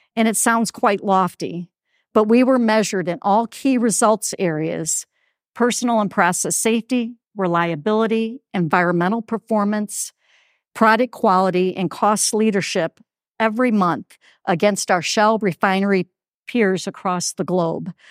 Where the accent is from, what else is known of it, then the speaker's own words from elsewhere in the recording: Toledo, Ohio, United States; Sunoco's refinery in Toledo, Ohio, my hometown.